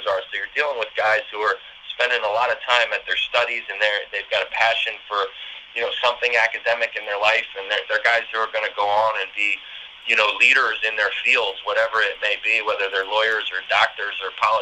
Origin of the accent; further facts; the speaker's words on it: Philadelphia, Pennsylvania, United States; moved away as an adult; now in Central New York, United States; I come from Philadelphia area